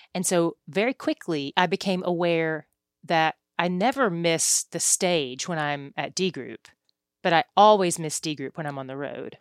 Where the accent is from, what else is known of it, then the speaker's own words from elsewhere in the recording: East Tennessee, United States; now in Dallas, United States; I'm from East Tennessee, so I'm a Tennessee girl